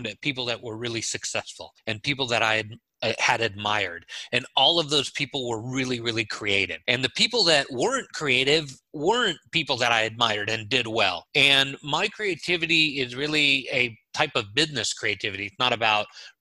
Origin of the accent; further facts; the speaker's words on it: Los Angeles, California, United States; moved away as an adult; also born or lived in Haifa, Israel / New York / Michigan; now in Orlando, United States; I was born in Israel, in Haifa, and my family came to the U.S. when I was 3 years old. We lived in New York for a while and Michigan, and then we finally settled in Los Angeles, where I spent 35 years